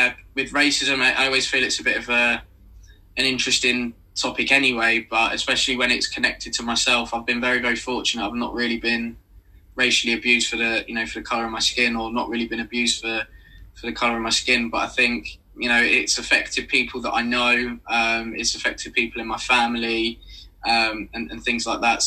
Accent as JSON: {"language": "English", "town": "Milton Keynes", "region": "South East England", "country": "United Kingdom", "said": "I'm not from London. I'm from Milton Keynes, which is probably about an hour away."}